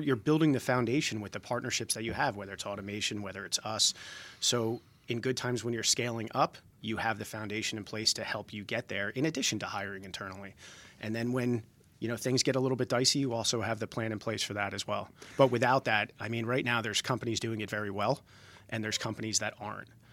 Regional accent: Jersey Shore, New Jersey, United States; moved away as an adult; now in Georgia, United States; I grew up on the Jersey Shore

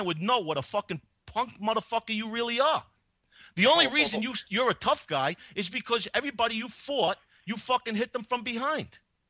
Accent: New York City, New York, United States; I grew up in this, in my neighborhood. I live in the Bronx, by the way. And I grew up in this neighborhood.

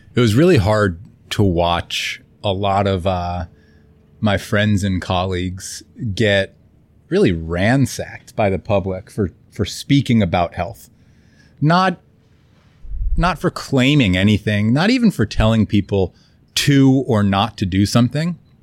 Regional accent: Florida, United States; moved away; also born or lived in Kauai; I grew up in Florida

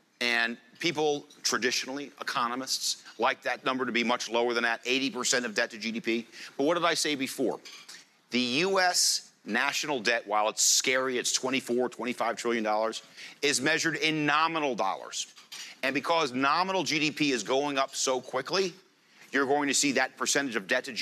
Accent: United States; I'm an American.

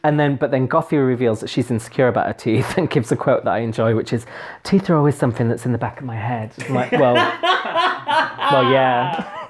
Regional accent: Huddersfield, Yorkshire and the Humber, United Kingdom; I'm from Huddersfield, which isn't known for glamour

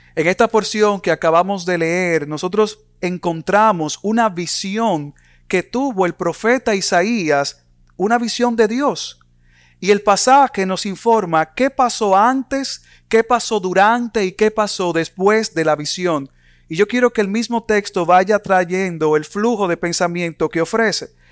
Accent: Dominican Republic; En mi país, República Dominicana

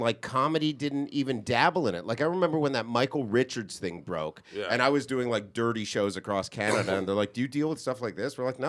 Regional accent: Montserrat; I'm with Celeste. Where I was raised in Montserrat, this is what I was taught.

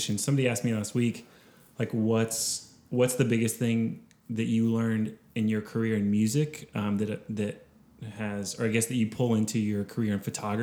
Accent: Austin, Texas, United States; I grew up in Austin. I'm a hometown kid

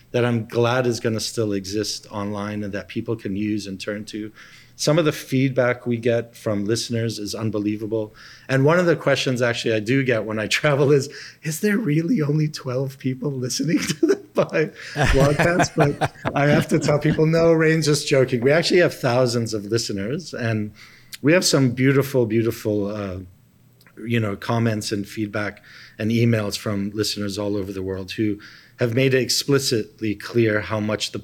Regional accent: Papua New Guinea; I grew up with him in Papua New Guinea.

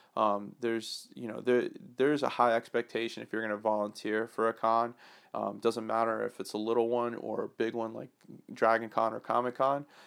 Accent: Atlanta, Georgia, United States; I grew up in Atlanta when I was a young kid to high school

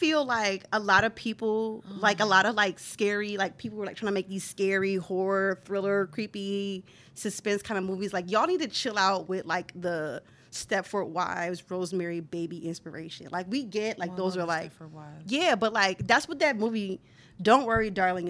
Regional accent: Illinois, United States; Yes, … here from Illinois and Chicagoland.

